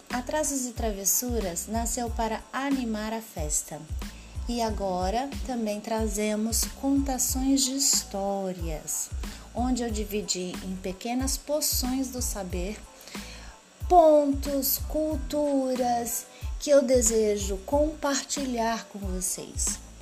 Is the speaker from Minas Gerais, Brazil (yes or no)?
yes; Minas Gerais, Brazil; moved away as an adult; also born or lived in São Paulo / Goiânia / Rio de Janeiro; agora nós estamos aqui em Minas Gerais, que é a minha terra natal